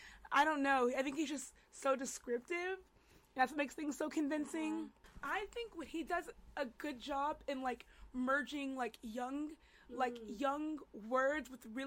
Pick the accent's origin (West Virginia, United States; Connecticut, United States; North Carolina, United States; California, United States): North Carolina, United States; I'm from North Carolina.